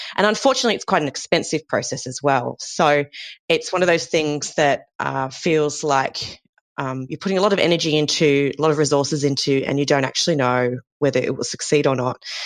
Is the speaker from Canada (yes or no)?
no; Sydney, New South Wales, Australia; moved away as an adult; also born or lived in Melbourne; I'm originally from Sydney and I moved to Melbourne to start a PhD with my then boyfriend, now husband